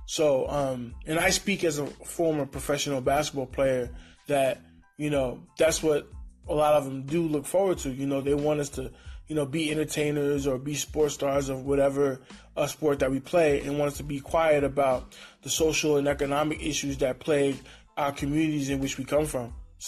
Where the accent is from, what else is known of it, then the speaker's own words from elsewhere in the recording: Honduras; There are Black people that are from Latin America, like myself. I'm from Honduras.